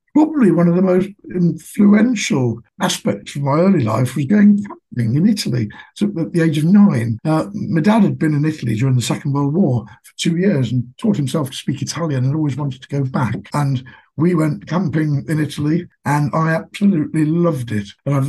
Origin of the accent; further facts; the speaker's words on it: Oxford, South East England, United Kingdom; also born or lived in Stoke-on-Trent; I was born in Stoke-on-Trent, but my family moved to Oxford when I was very, very young. So we left behind 200 years of coal mining involvement, in fact. I was educated, went to school in Oxford through primary and secondary schools